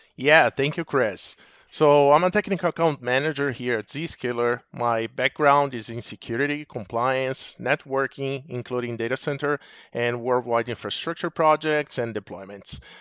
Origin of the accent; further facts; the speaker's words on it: Brazil; moved away as an adult; now in Arizona, United States; I'm originally from Brazil, so move over to the U S ab, about twelve years ago